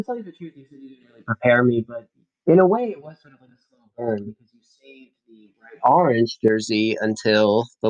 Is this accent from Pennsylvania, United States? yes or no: no; New York, United States; I grew up in New York